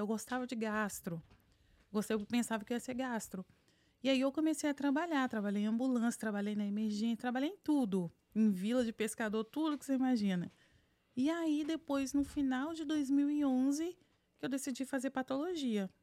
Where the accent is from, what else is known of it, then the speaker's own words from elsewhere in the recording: Vitória, Espírito Santo, Brazil; moved away as an adult; also born or lived in São Paulo, Brazil / North Carolina, United States; now in United States; nasci em Vitória, fiz faculdade na Universidade Federal do Espírito Santo